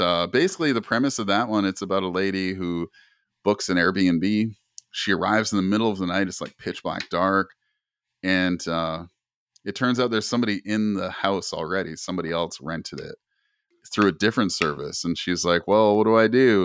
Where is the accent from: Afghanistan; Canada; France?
Canada; I'm, I'm originally from Canada.